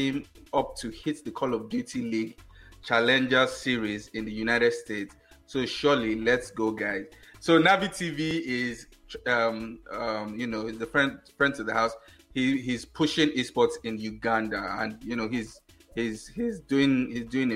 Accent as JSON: {"language": "English", "country": "Nigeria", "said": "as a Nigerian"}